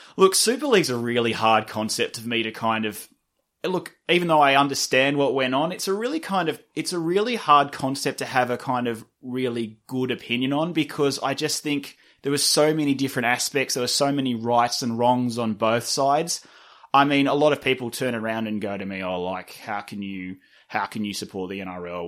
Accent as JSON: {"language": "English", "town": "Sydney", "region": "New South Wales", "country": "Australia", "tie": "born or raised there", "said": "I'm from Sydney, but, and I grew up in Russell Lee, which is a small suburb wedged between Drumoyne and Fivedok"}